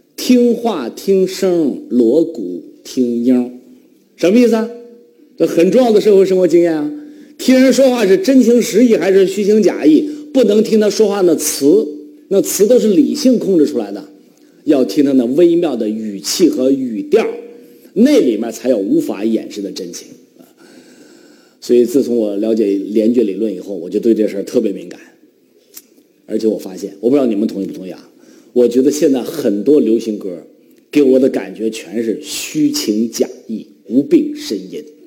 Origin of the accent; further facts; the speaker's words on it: Northeast China, China; accent: Northeastern dialect; 我们东北话